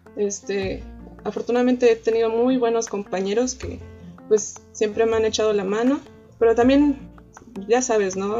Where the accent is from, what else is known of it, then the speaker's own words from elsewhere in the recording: Xalapa, Veracruz, Mexico; also born or lived in Hermosillo, Sonora; yo a la edad de 7 años, o 8 más o menos, eh, viajé a la ciudad de Veracruz porque, bueno, a la ciudad de Jalapa, en el estado de Veracruz.